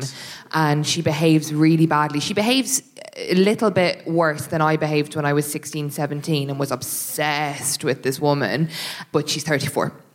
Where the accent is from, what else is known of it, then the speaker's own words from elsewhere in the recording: Ireland; now in England; I'm an Irish person living in England